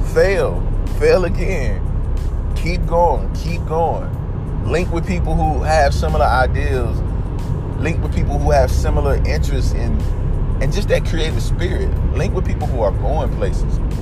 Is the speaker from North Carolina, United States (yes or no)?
yes; Oak City, North Carolina, United States; my hometown of Oak City, North Carolina